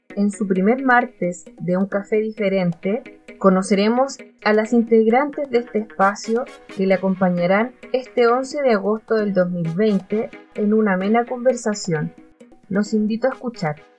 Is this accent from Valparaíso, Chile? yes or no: yes; Valparaíso, Chile; soy de Valparaíso